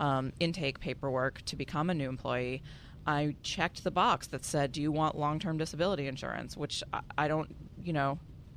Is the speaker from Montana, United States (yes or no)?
no; Boston, Massachusetts, United States; also born or lived in San Francisco; I'm from Boston originally